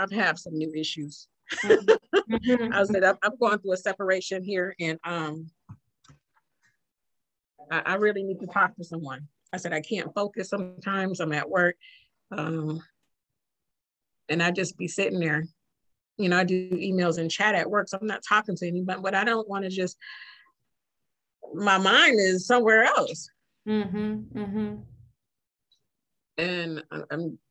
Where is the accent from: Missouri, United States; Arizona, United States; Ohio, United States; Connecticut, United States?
Ohio, United States; Youngstown; where I'm from Youngstown